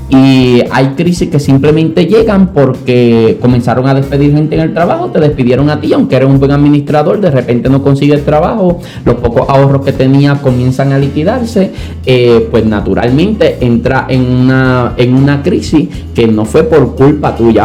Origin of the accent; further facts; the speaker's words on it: Santa Isabel, Puerto Rico; also born or lived in Añasco; ya mi mamá y nosotros no nos queríamos volver a mudar porque en Santa Isabel habíamos echado raíces, ya estábamos un poquito más grandecitos